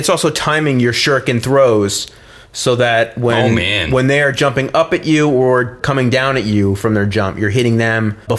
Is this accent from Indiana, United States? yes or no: no; Lehigh Valley, Pennsylvania, United States; I'm from Lehigh Valley.